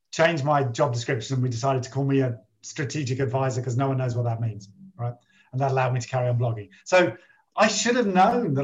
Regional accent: United Kingdom; I'm very British

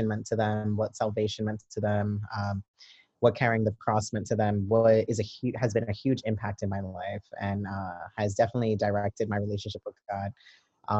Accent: New York City, New York, United States; I am a Brooklyn native. I was born and raised in East New York in Brooklyn

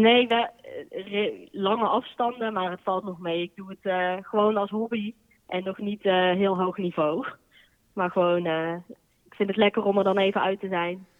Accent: Boxtel, North Brabant, Netherlands; moved away as an adult; also born or lived in Amsterdam; now in 's-Hertogenbosch, Netherlands; Ik kom uit Bokstel en daar heb ik vroeger bij, lang bij de harmonie gezeten

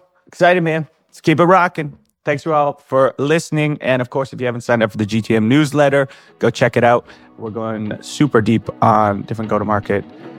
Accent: Canada; as a Canadian

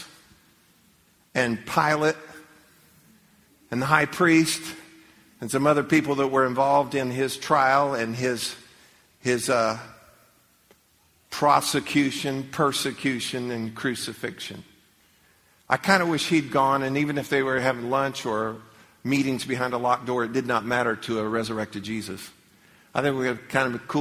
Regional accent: Leesburg, Florida, United States; When I was a little kid growing up, I grew up in Leesburg

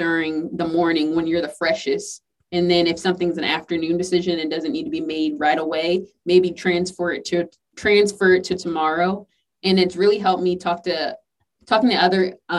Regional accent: the South, United States; I'm from the South

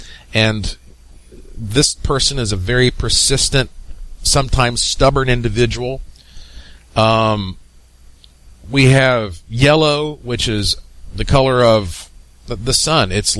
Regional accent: Asheville, North Carolina, United States; the mountains of Asheville, North Carolina. That's my hometown

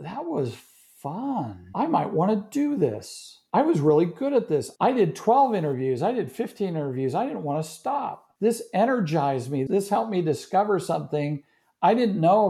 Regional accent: Marin County, California, United States; also born or lived in Maryland; now in Texas, United States; In California, Marin County.

